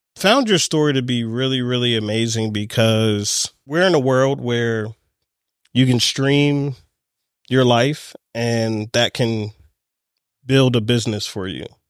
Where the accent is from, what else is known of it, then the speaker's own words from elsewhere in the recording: Baltimore, Maryland, United States; I'm here in my hometown of Baltimore